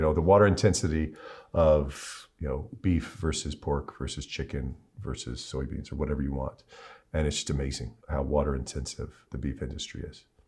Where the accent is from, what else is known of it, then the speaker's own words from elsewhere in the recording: Cleveland, Ohio, United States; I'm a Clevelander